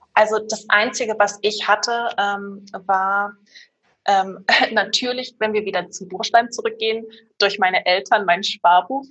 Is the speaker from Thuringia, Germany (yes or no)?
yes; Erfurt, Thuringia, Germany; moved away as an adult; now in Stuttgart, Germany; Ursprünglich komme ich aus Erfurt, bin äh, damals der Liebe wegen hergezogen